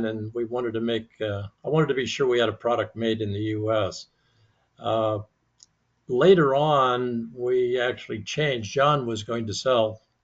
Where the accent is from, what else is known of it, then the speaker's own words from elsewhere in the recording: Mojave Desert, California, United States; I grew up in the Mojave Desert